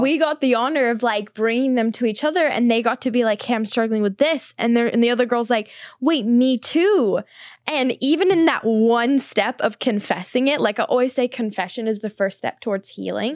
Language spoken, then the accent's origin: English; New Zealand; moved away as an adult; now in Los Angeles, United States; I grew up on a farm in New Zealand